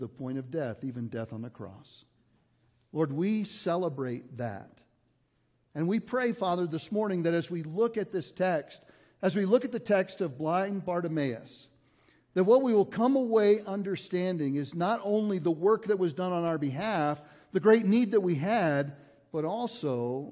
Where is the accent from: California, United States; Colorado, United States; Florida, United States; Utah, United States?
Colorado, United States; Lafayette; moved away as an adult; also born or lived in Kansas City / Missouri; I grew up in Lafayette, Colorado